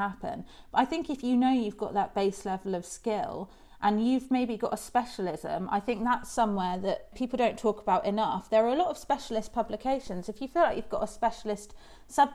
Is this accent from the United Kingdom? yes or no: yes; Isles of Scilly, South West England, United Kingdom; I grew up on the Isles of Scilly